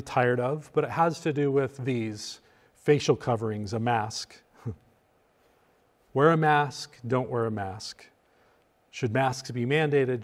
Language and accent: English; United States; as a pastor and as an American